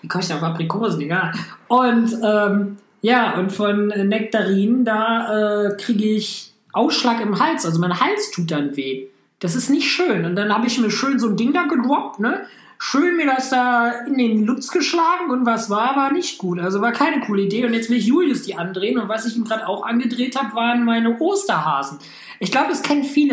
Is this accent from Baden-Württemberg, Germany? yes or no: no; Hamm, North Rhine-Westphalia, Germany; meiner Heimatstadt